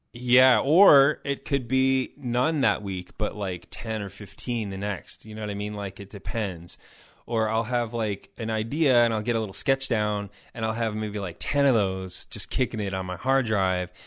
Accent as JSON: {"language": "English", "town": "Chicago", "region": "Illinois", "country": "United States", "tie": "born or raised there", "also_born_or_lived": "Madison", "said": "I was living in I don't know, six different places in Chicago. Tha, that's my hometown"}